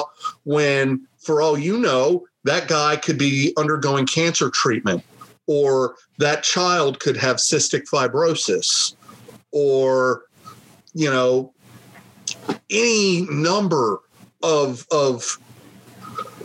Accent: United States; as an American

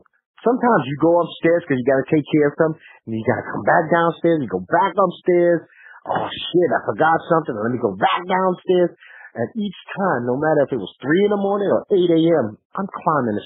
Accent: New York City, New York, United States; I grew up in Bed-Stuy

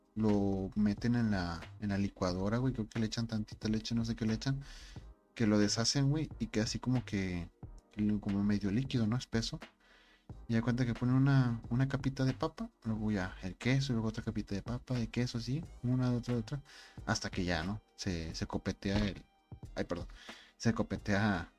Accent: Monterrey, Nuevo León, Mexico; Soy Regio

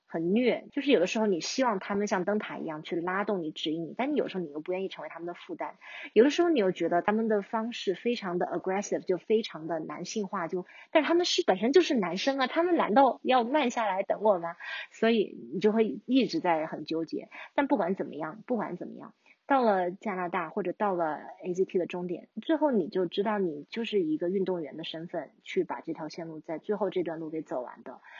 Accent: China; 但是你说我作为一个中国人

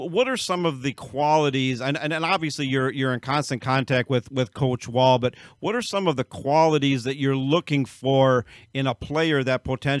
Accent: Hayward, Wisconsin, United States; I'm from Hayward

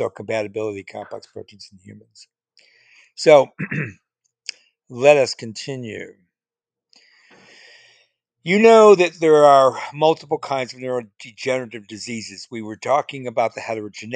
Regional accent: Chicago, Illinois, United States; In Chicago, where I grew up

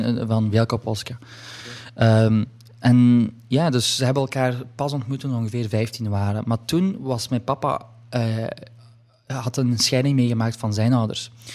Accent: Hasselt, Flanders, Belgium; ik ben geboren in Hasselt

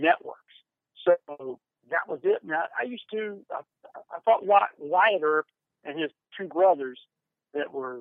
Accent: Huntington, West Virginia, United States; Grade school, junior high school, college, with Marshall University, Huntington, West Virginia, my hometown

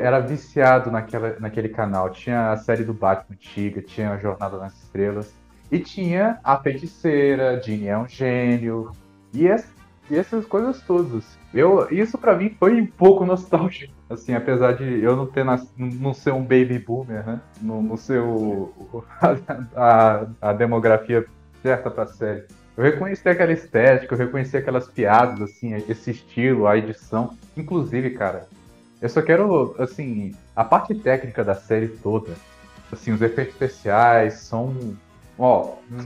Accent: Brazil; a gente cresceu vendo séries assim, aqui no Brasil

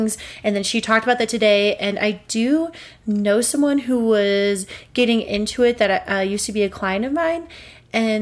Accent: Montana, United States; moved away as an adult; now in Denver, United States; we grew up in Montana, but our serious adult growing has been here in Denver

